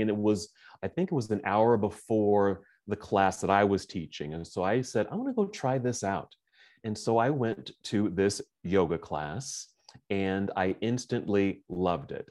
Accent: Oakland, California, United States; moved away as an adult; now in Salt Lake City, United States; I'm originally from Oakland, California

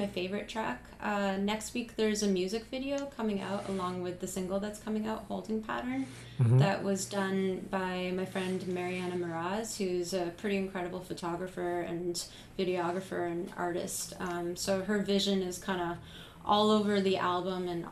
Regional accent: Canada; I'm Canadian

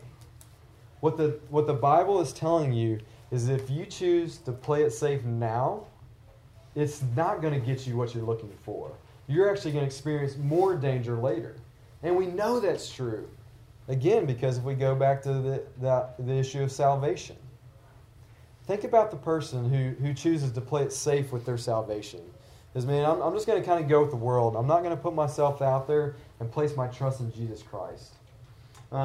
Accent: the South, United States; I'm from the South

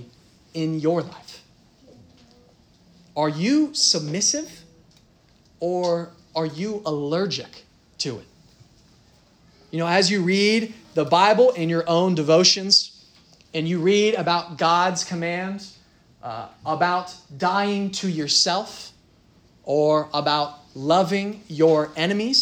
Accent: Dublin, Ohio, United States; I'm from Dublin, Dublin, Ohio.

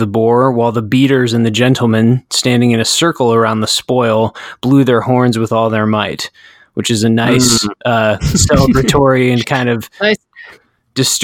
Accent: United States; I'm an American

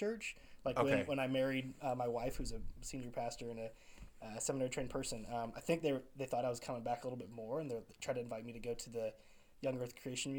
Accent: Central Illinois, United States; I grew up in Central Illinois in a really fundamentalist community.

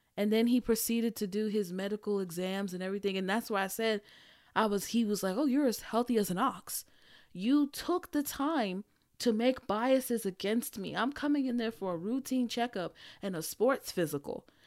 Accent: Nigeria; being Nigerian

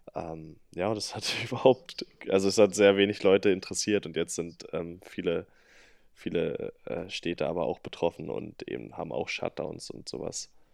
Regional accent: Salzwedel, Saxony-Anhalt, Germany; in Salzwedel, also meine Heimatstadt

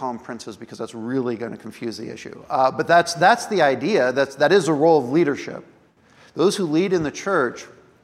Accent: United States; I'm an American.

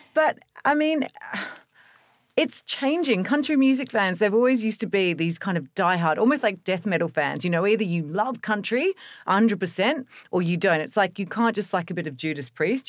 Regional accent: Australia; being Australian

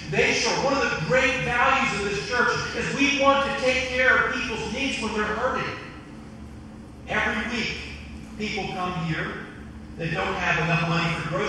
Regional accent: Western Sussex County, Eastern Shore, Delaware, United States; I'm from the Eastern Shore. I'm from Western Sussex County.

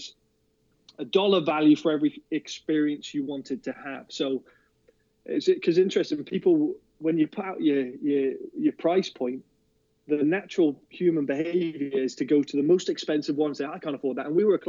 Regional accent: Liverpool, North West England, United Kingdom; also born or lived in Plymouth / Torquay / Swindon; now in Calgary, Canada; I was born in Liverpool, and Everton's a suburb within Liverpool.

